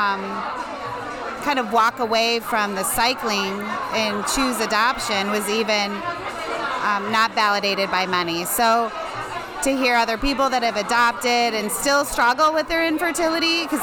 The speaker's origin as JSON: {"language": "English", "town": "Lemont", "region": "Illinois", "country": "United States", "said": "I'm from Lamont, Illinois."}